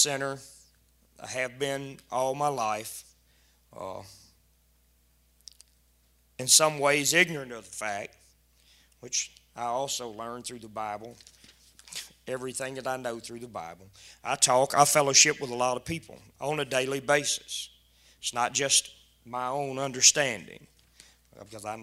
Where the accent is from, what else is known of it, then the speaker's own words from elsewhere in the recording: South Louisiana, United States; now in Doyline, United States; I'm from Doyleene. I'm originally from South Louisiana.